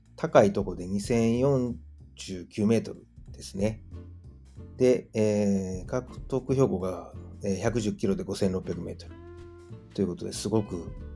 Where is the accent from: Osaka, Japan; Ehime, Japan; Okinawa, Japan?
Osaka, Japan; moved away as an adult; now in Germany; 自分の実家であるですね、駒川あずまや、はい、親父とおかんがやってる、えー、大阪駒川いうところでね